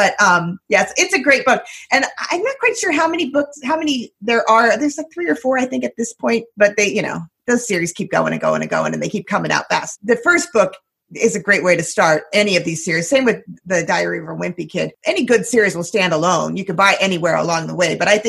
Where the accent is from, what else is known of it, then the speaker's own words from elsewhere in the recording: Philadelphia, Pennsylvania, United States; also born or lived in New Jersey; as a Philadelphian